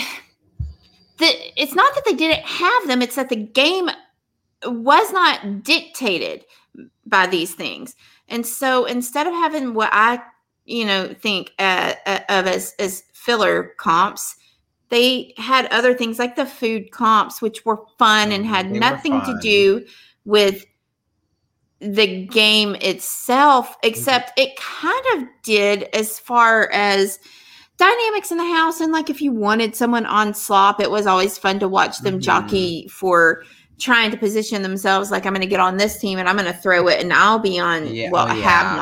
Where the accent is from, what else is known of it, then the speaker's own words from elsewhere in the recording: Texas, United States; I'm from Texas.